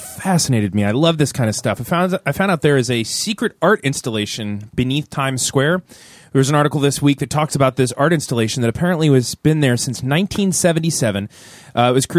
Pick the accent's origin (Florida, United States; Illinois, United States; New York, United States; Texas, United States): Florida, United States; Tampa; I'm from Tampa. It's a different kind of Floridian.